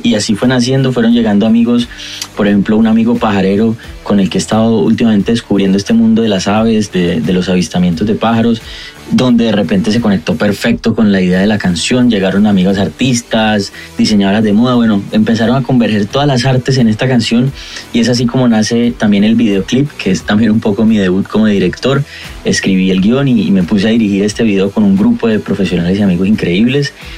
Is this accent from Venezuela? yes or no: no; Cali, Valle del Cauca, Colombia; cantautor colombiano, caleño